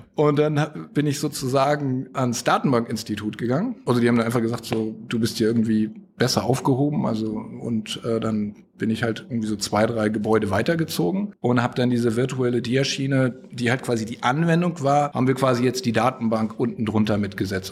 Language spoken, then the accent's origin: German; Flensburg, Schleswig-Holstein, Germany; now in United States; wie man aus meiner Heimat sagt